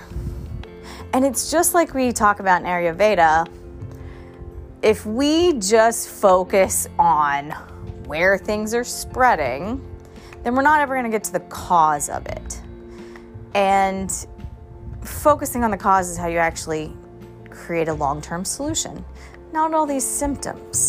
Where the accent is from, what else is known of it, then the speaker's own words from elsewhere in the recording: Charleston, South Carolina, United States; also born or lived in Thailand; I'm from Charleston, South Carolina, so I had a lot of family and friends that were going through the whole COVID thing here